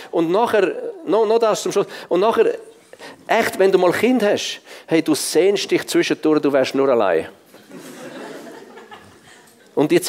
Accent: Switzerland; Ich bin als Schweizer, als Schweizer in Afrika und der Schwarzafrikaner der einzige Weiß im Evangelisieren.

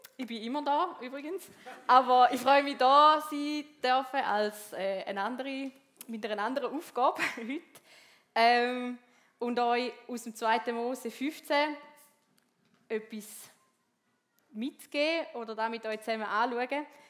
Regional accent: Switzerland; bei uns in der Schweiz

